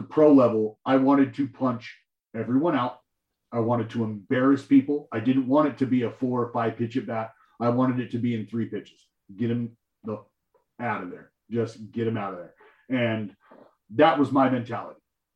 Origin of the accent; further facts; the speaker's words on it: Stockton, California, United States; also born or lived in Lubbock, Texas; I lived in my hometown in Stockton, California